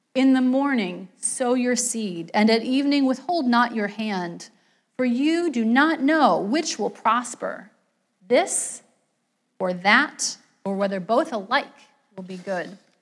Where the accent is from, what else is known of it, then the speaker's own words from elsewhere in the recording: West Virginia, United States; moved away; I grew up in West Virginia, not in a coal mining town, but in a city that was economically